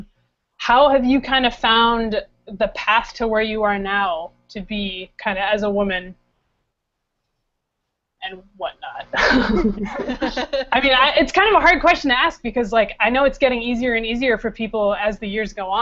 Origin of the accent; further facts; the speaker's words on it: Boston, Massachusetts, United States; I'm from Boston